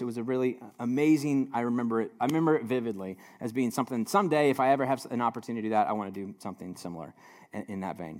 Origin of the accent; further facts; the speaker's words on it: United States; as an American, living in a hyper individualized society